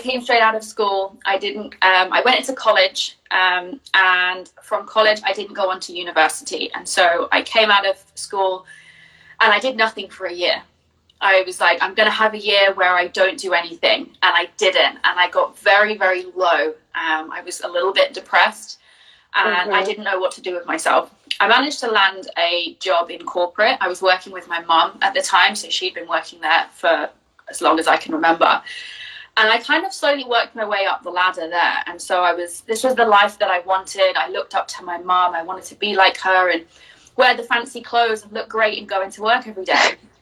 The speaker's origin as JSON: {"language": "English", "country": "Jersey", "moved": "as an adult", "lives_now": "North Wales, United Kingdom", "said": "Originally, I'm from Jersey, which is not in the States, is a tiny little island off the coast of France"}